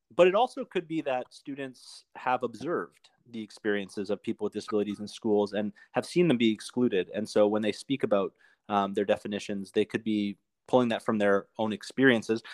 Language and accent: English; Canada; I'm from Canada